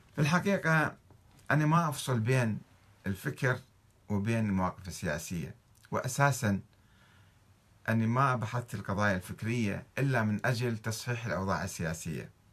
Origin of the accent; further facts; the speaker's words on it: Saudi Arabia; عندنا في السعودية